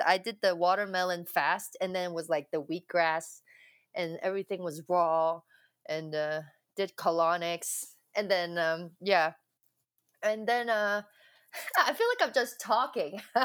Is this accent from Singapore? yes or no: no; Hong Kong; I was born in Hong Kong. Um, yeah, from Hong Kong, and then um, I went to an all girls Catholic school